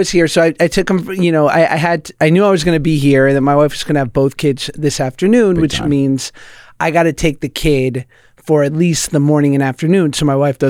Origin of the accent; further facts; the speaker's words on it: Manhattan, New York, United States; I grew up in the city in Manhattan and single mom.